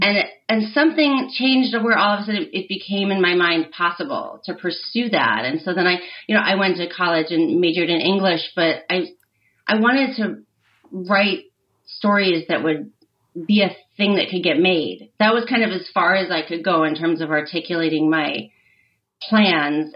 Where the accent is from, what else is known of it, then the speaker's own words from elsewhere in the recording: Michigan, United States; I grew up in Michigan